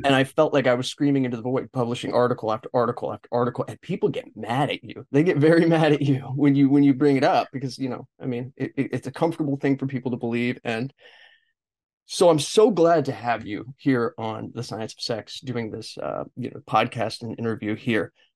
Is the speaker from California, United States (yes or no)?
yes; Los Angeles, California, United States; I am from Los Angeles